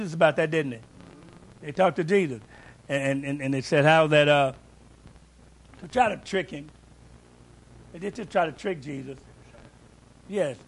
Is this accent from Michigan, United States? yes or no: no; Louisville, Kentucky, United States; I'm from Louisville, too. And we'd be riding the bus going to school